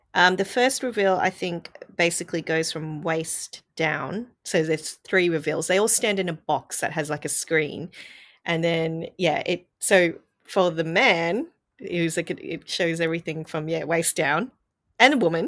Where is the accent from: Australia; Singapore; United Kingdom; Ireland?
Australia; I'm Asian growing up in Australia as a child